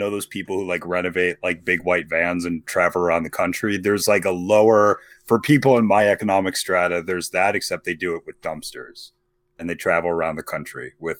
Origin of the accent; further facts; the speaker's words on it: Ireland; I am Irish.